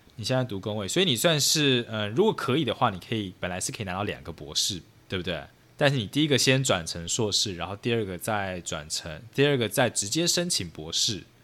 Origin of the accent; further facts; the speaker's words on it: Taiwan; 我自己就是身， 身为台湾人